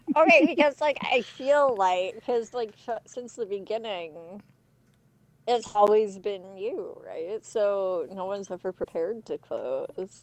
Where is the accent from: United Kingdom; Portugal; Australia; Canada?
Canada; for being too Canadian